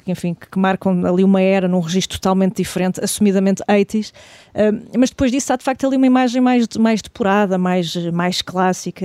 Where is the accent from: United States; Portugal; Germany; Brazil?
Portugal; de nós enquanto portugueses